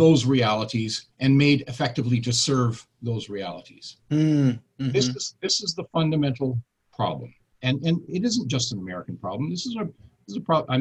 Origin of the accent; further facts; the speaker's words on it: Canada; I'm obviously a Canadian.